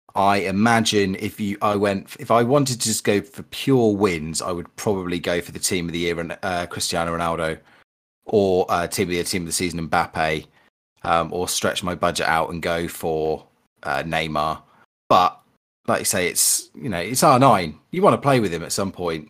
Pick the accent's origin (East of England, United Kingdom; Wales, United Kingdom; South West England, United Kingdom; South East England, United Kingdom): South East England, United Kingdom; Berkshire; I smashed a few greenhouse windows in the leafy greens of Berkshire